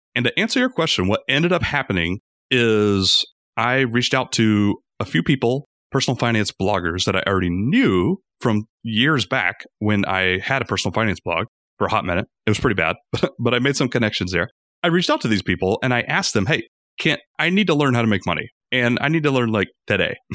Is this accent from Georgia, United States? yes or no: yes; Rome, Georgia, United States; also born or lived in Atlanta, Georgia; we moved from Atlanta to my hometown, Rome, Georgia. I still love it here.